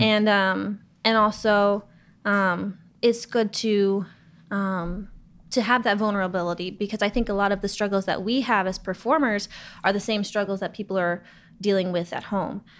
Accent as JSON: {"language": "English", "town": "Los Angeles", "region": "California", "country": "United States", "tie": "born or raised there", "said": "I grew up in Los Angeles"}